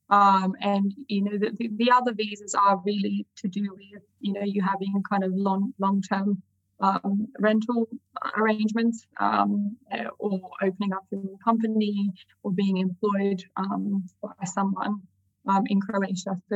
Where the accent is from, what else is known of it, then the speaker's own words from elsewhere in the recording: Sydney, New South Wales, Australia; moved away as an adult; now in London, United Kingdom; as you might be able to tell from my accent, I am um, originally from Sydney, although maybe mixed now because I live in London.